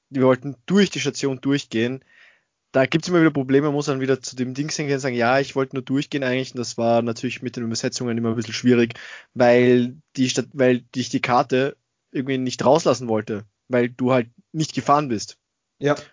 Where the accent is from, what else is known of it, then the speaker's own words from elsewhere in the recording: Austria; Also sowas, Wonder Waffle kenne ich jetzt bei uns in Österreich nicht.